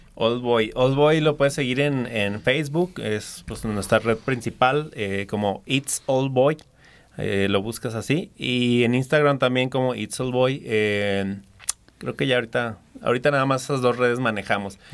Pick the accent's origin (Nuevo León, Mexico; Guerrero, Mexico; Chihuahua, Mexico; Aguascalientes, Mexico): Aguascalientes, Mexico; Aguascalientes, o sea, si sí soy nativo de aquí